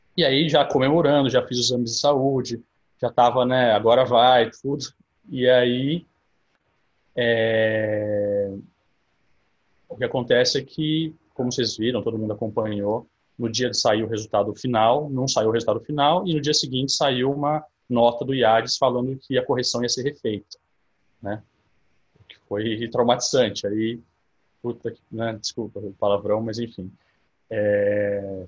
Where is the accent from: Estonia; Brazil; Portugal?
Brazil; São Carlos, São Paulo; eu sou nascido em São Carlos, né, no interior de São Paulo. Eu tenho 32 anos. Eu fiquei aqui até, até os meus 19 anos